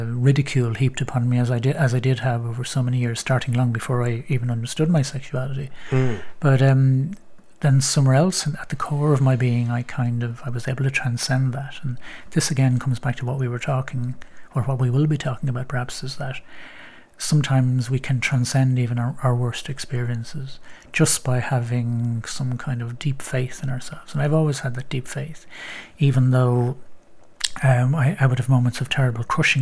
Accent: Bray, Leinster, Ireland; moved away; I was back in my hometown of Bray

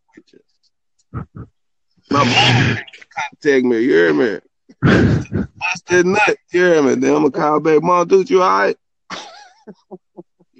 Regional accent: Memphis, Tennessee, United States; you know I'm from Memphis

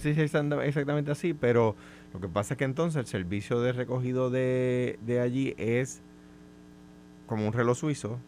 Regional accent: Coamo, Puerto Rico; mi pueblo

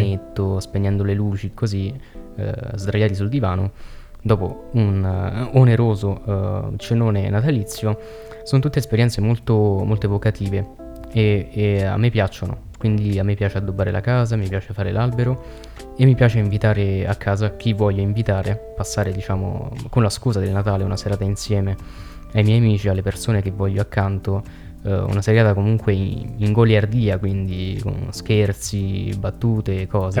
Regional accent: Veroli, Lazio, Italy; noi siamo di Veroli, in provincia di Frosinone.

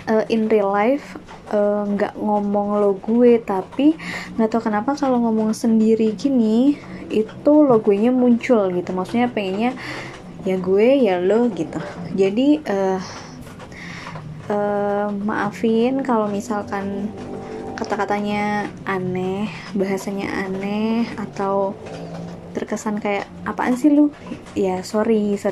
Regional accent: Kediri, East Java, Indonesia; now in Bandung, Indonesia; Uh, di sini eh ya aku tuh asalnya dari Jawa Timur, dari Kediri, tapi sekarang lagi di Bandung.

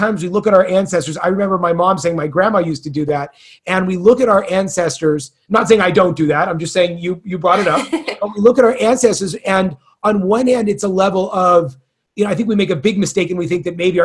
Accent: California, United States; moved away; I'm from California

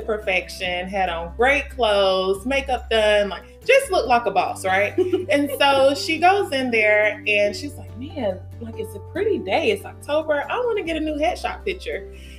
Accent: Auburn, Alabama, United States; I am originally from Auburn, Alabama.

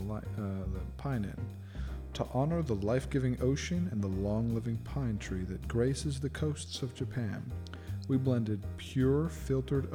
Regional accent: England, United Kingdom; I'm English

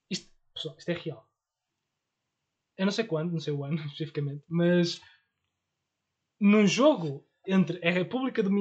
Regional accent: Porto, Norte, Portugal; Eu sou do Porto, graças a Deus.

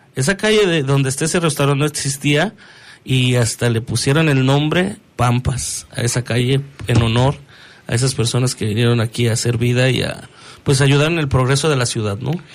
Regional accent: León, Guanajuato, Mexico; soy leonés, amo León, o sea, amo mi ciudad

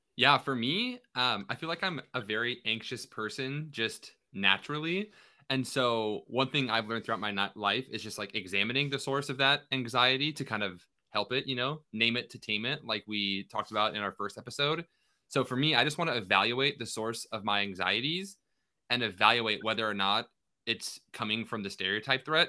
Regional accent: Kennewick, Washington, United States; my hometown

